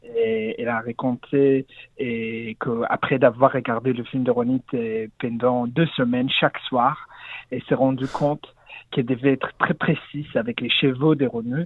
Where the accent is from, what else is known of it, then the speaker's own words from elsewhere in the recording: Kiryat Malakhi, Southern District, Israel; French is a second language; moved away; je, suis né à Kirat Malachi aussi d'Israël